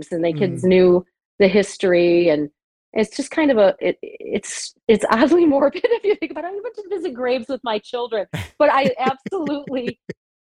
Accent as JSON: {"language": "English", "town": "Rochester", "region": "New York", "country": "United States", "tie": "born or raised there", "said": "I'm from Rochester, New York, born and raised, actually."}